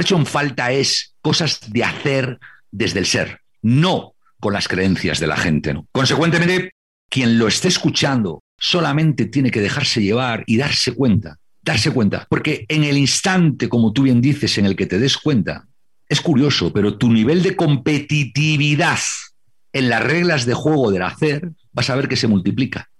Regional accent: Santander, Cantabria, Spain; Cuando yo era pequeño y veía en casa de mis abuelos en Santander, en Cantabria, en España

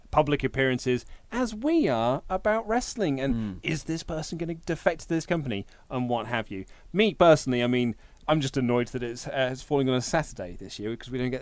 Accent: England, United Kingdom; we're English

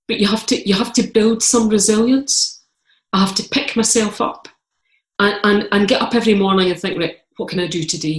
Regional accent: Scotland, United Kingdom; I'm Scottish, I'm Calvinist

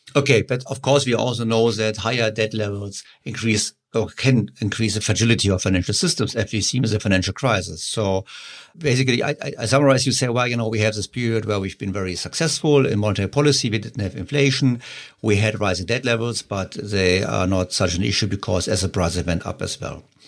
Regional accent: Germany; So I'm from Germany

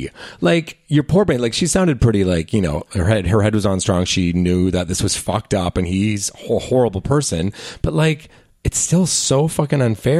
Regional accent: Langley, British Columbia, Canada; I'm from the beautiful city of Langley, British Columbia. Born and raised

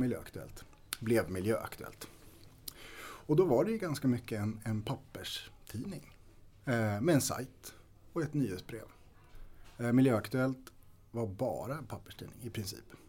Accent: Storfors, Värmland, Sweden; Jag är född och uppvuxen i Värmland. Ehm, I östra delen av Värmland, i Storfors

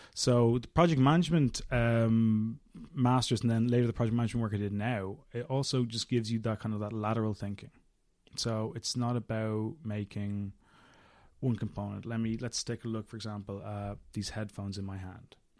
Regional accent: Dublin, Leinster, Ireland; also born or lived in London; So I was born and brought up in Dublin

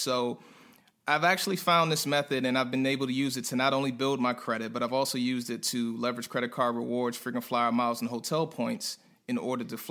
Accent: Prince George's County, Maryland, United States; moved away as an adult; also born or lived in North Carolina; I'm a guy from PG County, right outside of D.C. in Maryland

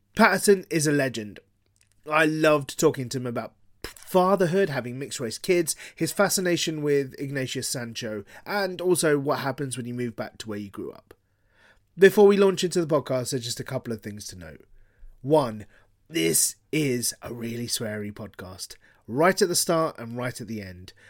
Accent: Harrow, London, United Kingdom; first language Gujarati; moved away as an adult; now in Bristol, United Kingdom; I grew up in Harrow

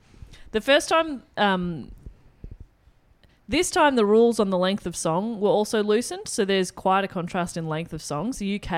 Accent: Australia; if anything, I, as an Australian, hate Australia.

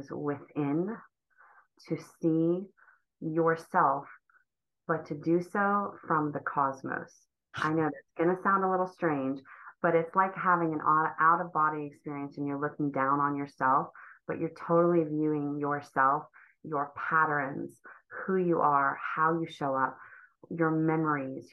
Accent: Ohio, United States; moved away as an adult; also born or lived in Cleveland, Ohio; I grew up in Ohio

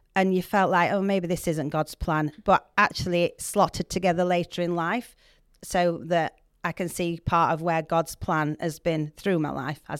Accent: Yorkshire and the Humber, United Kingdom; accent: Yorkshire; I want to keep my Yorkshire accent.

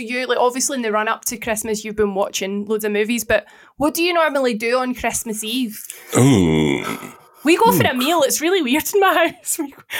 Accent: Scotland, United Kingdom

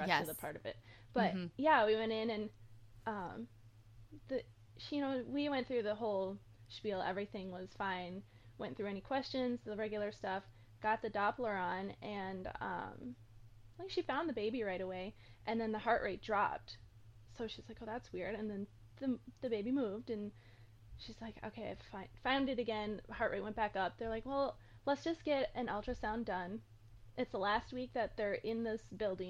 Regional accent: Minnesota, United States; moved away as an adult; I am from Minnesota.

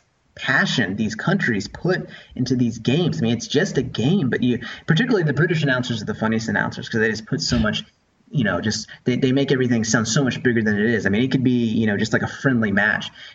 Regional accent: Atlanta, Georgia, United States; moved away as an adult; also born or lived in Michigan; now in Redmond, United States; I was born in Atlanta, Georgia. I grew up there. I went to high school there

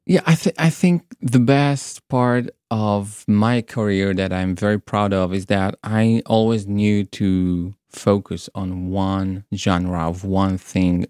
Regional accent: Israel; moved away as an adult; also born or lived in Tel Aviv; now in Brighton, United Kingdom; I was born in Israel.

